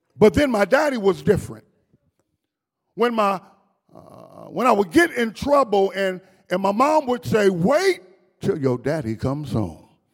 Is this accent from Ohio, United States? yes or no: yes; Dayton, Ohio, United States; I was raised up in Dayton, Ohio.